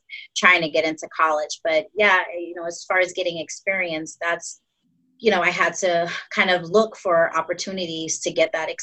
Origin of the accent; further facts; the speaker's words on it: New York City, New York, United States; moved away as an adult; also born or lived in Tuskegee, Alabama; I was born in Queens, New York